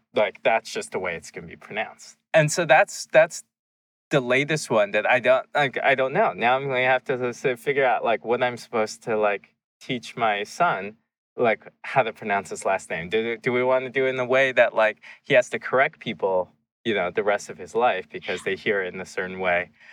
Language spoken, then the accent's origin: English; Seattle, Washington, United States; also born or lived in China; when we settled near Seattle, it was in the suburb that we, we were across the street from a dairy farm